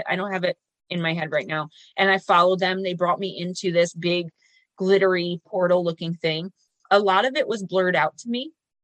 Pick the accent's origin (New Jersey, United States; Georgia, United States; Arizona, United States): New Jersey, United States; Paterson; my hometown we call Garrett Mountain. It's an old castle of some kind, which is weird because it's in Paterson, New Jersey